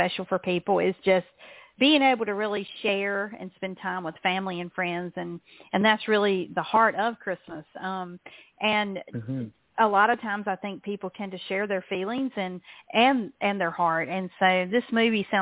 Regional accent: the South, United States; as a Southerner

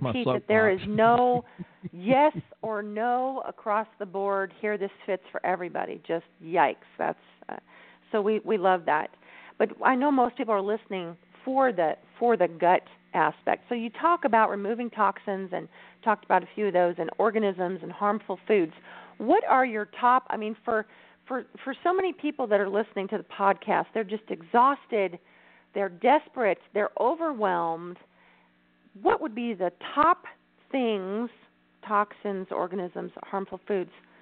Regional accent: California, United States; I'm Californian

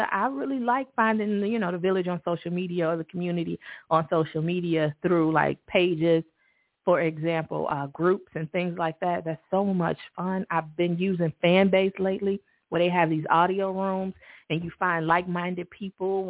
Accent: Chicago, Illinois, United States; when I was a kid growing up in Chicago

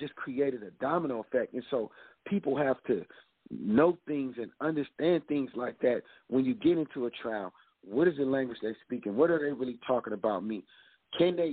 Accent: California, United States; I'm from California

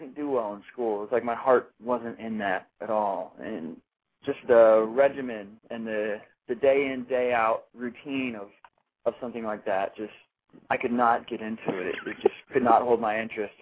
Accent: Magnolia, Texas, United States; moved away as an adult; also born or lived in New York; now in Austin, United States; I was born and raised in Texas

